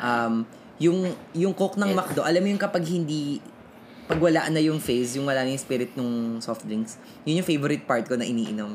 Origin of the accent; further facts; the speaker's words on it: San Jose del Monte, Central Luzon, Philippines; significant sa akin yung Jollibee sa malapit sa amin sa Tungkong Mangga, sa no, sa Del Monte City, Bulacan